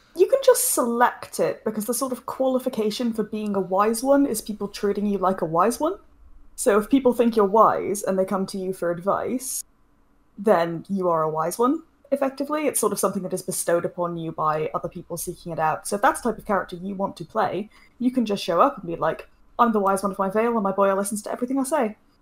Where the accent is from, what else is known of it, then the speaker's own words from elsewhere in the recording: United Kingdom; being a Brit